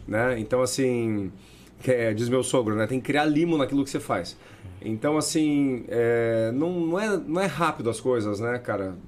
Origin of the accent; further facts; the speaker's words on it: Paranaguá, Paraná, Brazil; é um orgulho dizer que sou daqui